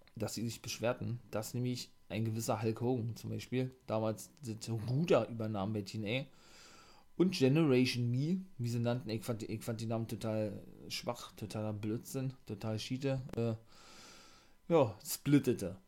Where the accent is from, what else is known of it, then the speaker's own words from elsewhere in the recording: Germany; bei uns in Deutschland